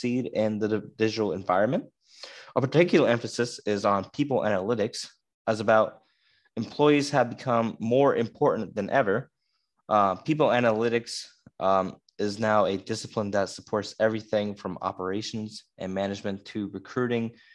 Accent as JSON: {"language": "English", "town": "Schuylkill Haven", "region": "Pennsylvania", "country": "United States", "said": "I'm from Schuylkill Haven, Pennsylvania"}